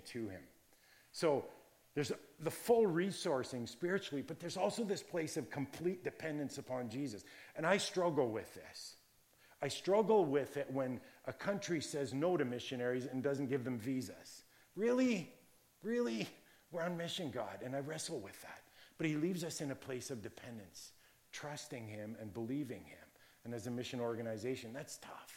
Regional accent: Virgil, Ontario, Canada; when I was growing up in the Virgil area, Niagara area

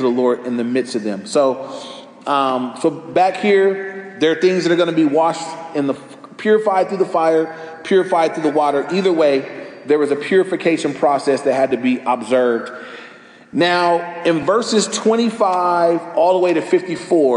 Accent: Los Angeles, California, United States; I grew up right near Crenshaw. I was on Crenshaw on 116th Street

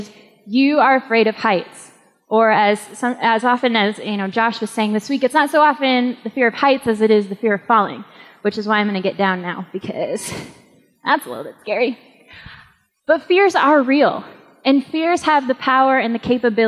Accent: New England, United States; moved away; I am also from New England

